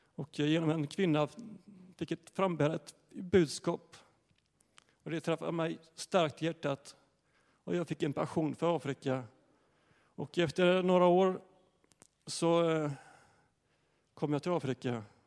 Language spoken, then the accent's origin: Swedish; Ryd, Sweden; jag är uppväxt i Ryd